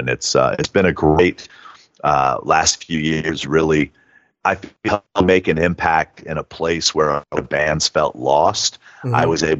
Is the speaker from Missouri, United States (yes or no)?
no; Hayward, California, United States; now in Nashville, United States; I was born in Hayward, so I know that area well.